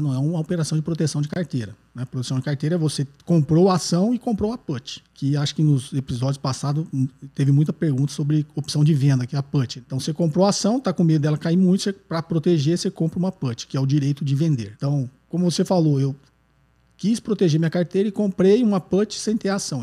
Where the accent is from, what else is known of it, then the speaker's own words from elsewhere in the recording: Nova Prata, Rio Grande do Sul, Brazil; eu sou de Nova Prata, na Serra Gaúcha.